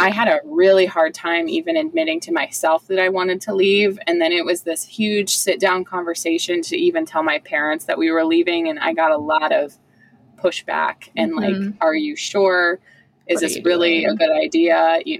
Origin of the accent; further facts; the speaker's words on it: Ohio, United States; moved away as an adult; Because for mine, I'm from Ohio.